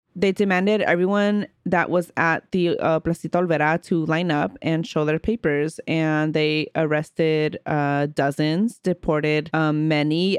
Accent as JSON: {"language": "English", "town": "Oakland", "region": "California", "country": "United States", "tie": "born or raised there", "said": "growing up in Oakland"}